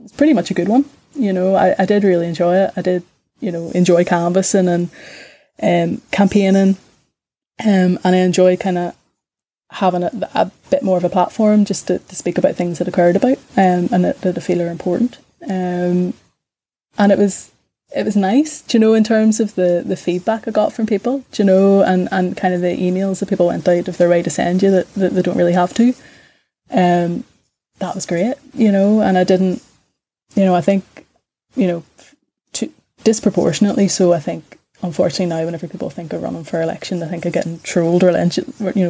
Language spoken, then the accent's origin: English; Belfast, Northern Ireland, United Kingdom; whenever I was growing up in East Belfast